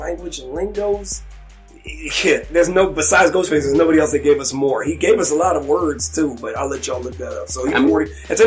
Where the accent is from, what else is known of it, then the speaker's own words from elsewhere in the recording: Texas, United States; I was born in Texas too